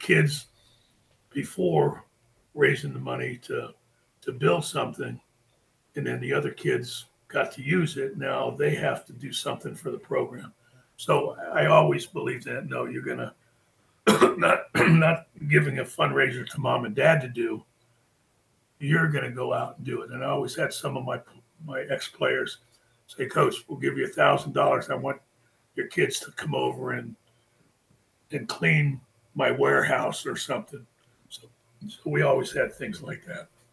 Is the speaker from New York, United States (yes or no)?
no; Florida, United States; also born or lived in Fort Belvoir, Virginia; I was born in Fort Fort Belvoir, Virginia, and my my mom and dad worked in the Pentagon. So from there they they came to Florida. My dad was in the hotel business, so that's why we we're in Florida. Got here when I was like five years old.